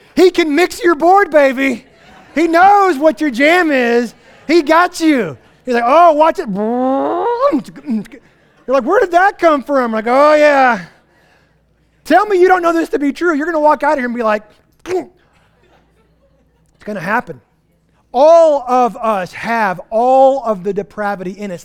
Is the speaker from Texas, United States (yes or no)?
yes; Texas Panhandle, United States; moved away; I'm from the Texas Panhandle where we don't have vegetation.